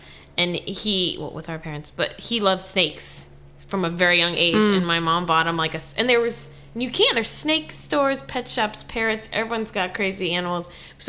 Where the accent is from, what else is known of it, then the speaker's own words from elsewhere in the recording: Miami, Florida, United States; So I grew up in Miami, Florida.